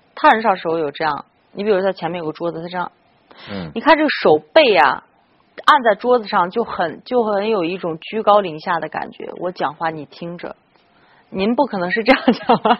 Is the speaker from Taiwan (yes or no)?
no; China; 我们中国人